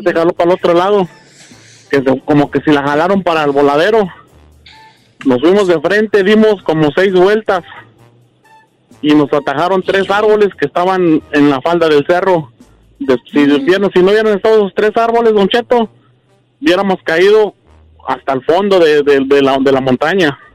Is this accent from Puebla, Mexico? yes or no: yes; Puebla, Mexico; yo soy de Puebla y éramos comerciantes